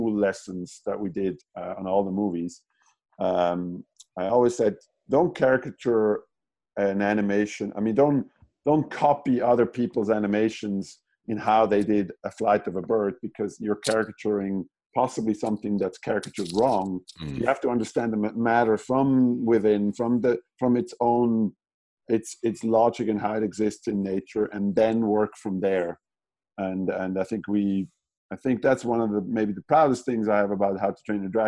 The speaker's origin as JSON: {"language": "English", "area": "German-speaking Switzerland", "region": "near Zurich", "country": "Switzerland", "tie": "born or raised there", "moved": "as an adult", "lives_now": "California, United States", "said": "I'm from Switzerland, so the German-speaking part of Switzerland. And I grew up in at the base of the mountains, like about 45 minutes outside of Zurich."}